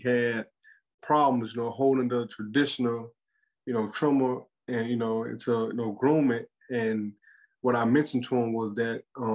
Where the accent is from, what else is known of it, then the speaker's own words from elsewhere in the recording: Mississippi, United States; moved away as an adult; also born or lived in Virginia; now in Alabama, United States; I'm originally from Mississippi